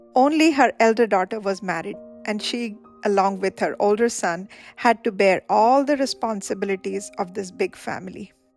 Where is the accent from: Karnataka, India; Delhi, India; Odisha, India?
Odisha, India; Charbatia; also born or lived in Paradip, Odisha; we came from Charbatia